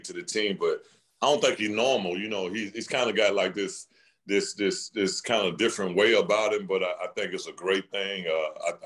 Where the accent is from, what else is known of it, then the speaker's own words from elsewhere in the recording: Birmingham, Alabama, United States; I'm from Birmingham